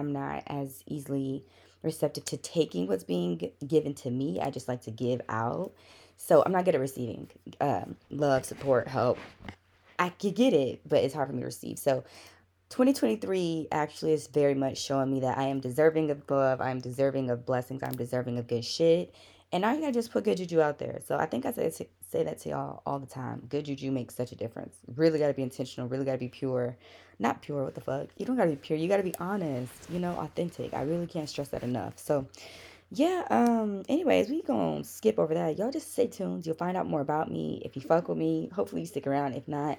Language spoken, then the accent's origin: English; Jacksonville, Florida, United States; also born or lived in San Francisco; now in California, United States; I was raised in Jacksonville, Florida, born in San Francisco.